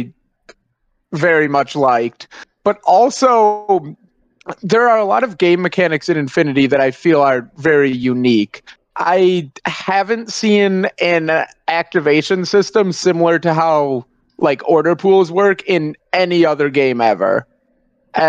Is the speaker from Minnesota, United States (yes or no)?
yes; Minneapolis, Minnesota, United States; I'm from the Twin Cities, Minnesota area, and I'm pretty involved in the local group there